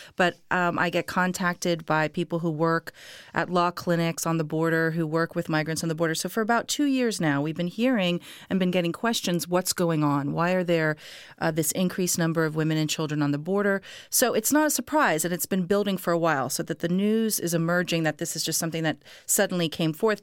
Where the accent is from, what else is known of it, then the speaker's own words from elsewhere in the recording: Miami, Florida, United States; I grew up in Miami too